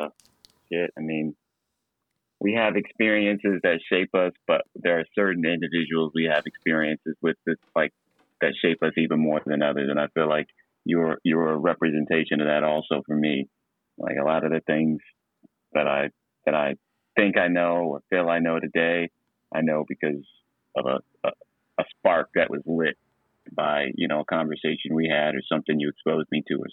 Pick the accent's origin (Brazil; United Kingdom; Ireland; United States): United States; Blue Springs, Missouri; moved away; I'm originally from Blue Springs, Missouri, which is about 20 to 30 minutes away from Kansas City on the Missouri side